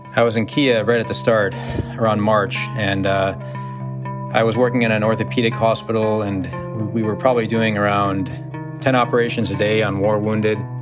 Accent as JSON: {"language": "English", "country": "United States", "tie": "born or raised there", "said": "being an American, being born and raised with the luxuries of being a United States citizen"}